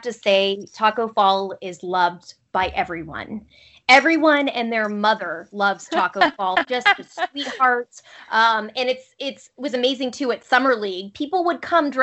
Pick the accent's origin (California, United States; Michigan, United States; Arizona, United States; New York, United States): Arizona, United States; moved away; also born or lived in Pullman, Washington; I grew up in Arizona